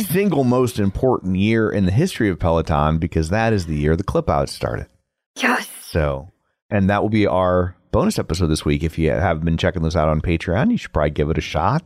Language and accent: English; United States; I'm American